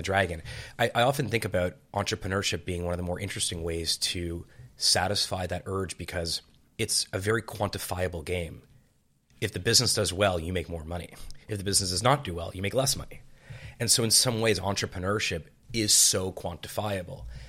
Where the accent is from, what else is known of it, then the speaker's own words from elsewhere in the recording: Montreal, Quebec, Canada; I was born in Montreal.